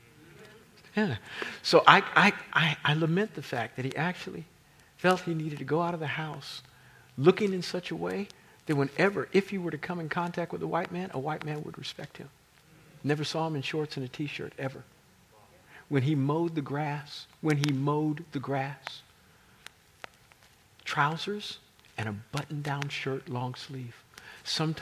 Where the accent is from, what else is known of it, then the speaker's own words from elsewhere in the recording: Kansas City, United States; We're from Kansas City